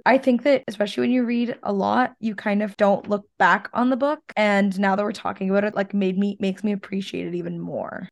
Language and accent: English; Canada; being a Canadian